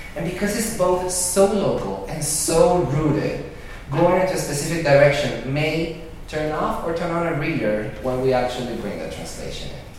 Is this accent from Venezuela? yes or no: yes; Venezuela; moved away; I was born and raised in Venezuela, '79, and but my parents are from Spain